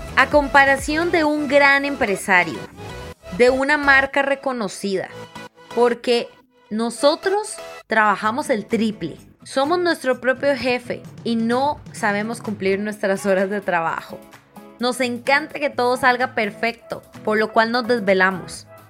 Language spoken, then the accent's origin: Spanish; Costa Rica; como ticos